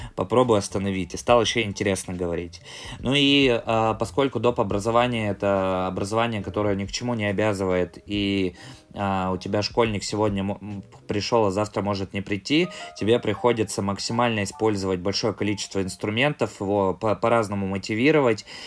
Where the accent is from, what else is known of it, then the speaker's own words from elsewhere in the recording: Sysert, Sverdlovsk Oblast, Russia; also born or lived in near Moscow (born); Я родился в ста километрах от Москвы. У меня в девяносто шестом году семья переехала на Урал